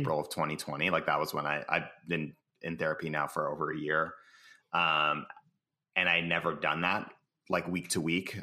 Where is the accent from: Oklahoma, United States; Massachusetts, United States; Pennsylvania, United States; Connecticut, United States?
Massachusetts, United States; Cambridge; now in San Francisco, United States; I was born in Cambridge, Massachusetts